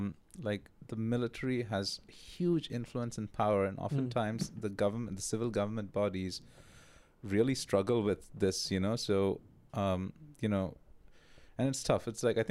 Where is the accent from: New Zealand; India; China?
India; as an Indian person